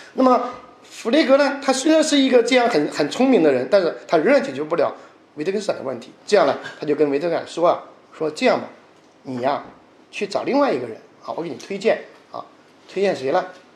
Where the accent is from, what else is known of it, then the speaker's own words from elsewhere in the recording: China; 就像我们中国人传统的读四书五经一样